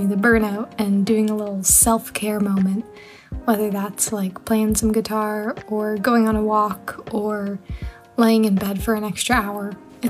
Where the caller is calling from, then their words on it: just outside of Toronto, Ontario, Canada; I'm calling from just outside of Toronto, Ontario